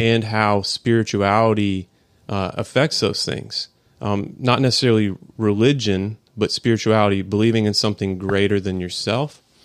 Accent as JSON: {"language": "English", "town": "Atlanta", "region": "Georgia", "country": "United States", "said": "I'm from High Atlanta, Georgia."}